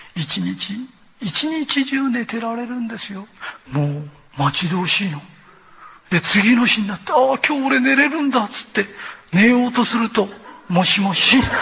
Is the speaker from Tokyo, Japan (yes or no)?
yes; Tokyo, Japan; accent: Tokyo shitamachi / Edokko; 東京の下町の人はね言えないんですおかしな本当に言えないんですで言えないんじゃなくて同じに聞こえるんです私たちには